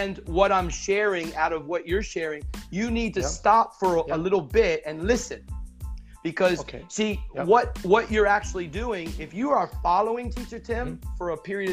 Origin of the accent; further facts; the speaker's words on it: United States; first language English; moved away; I was a native in America and I had the opportunity to speak my mother tongue